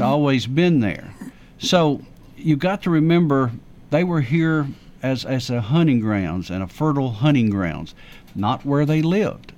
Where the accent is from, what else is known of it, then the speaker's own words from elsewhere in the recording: the South, United States; I'm from the South